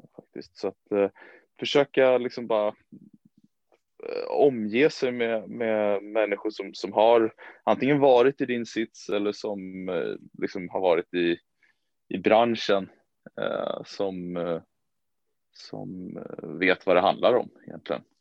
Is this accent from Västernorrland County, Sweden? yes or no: no; Danderyd, Stockholm County, Sweden; also born or lived in United States; en liten klubb som heter Danderyds eh, sportklubb. Eh, där jag även är liksom, född och uppvuxen